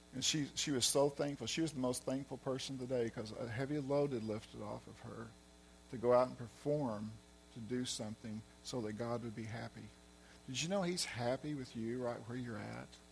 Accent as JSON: {"language": "English", "region": "Arkansas", "country": "United States", "moved": "as an adult", "said": "I'm from Arkansas, so I have an accent too"}